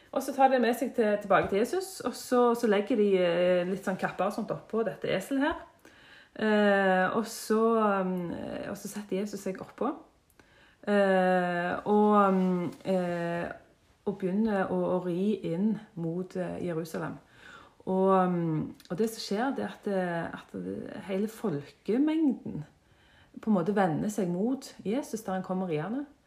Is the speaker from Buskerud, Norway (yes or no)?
no; Jørpeland, Rogaland, Norway; Født og oppvokst på Jørpeland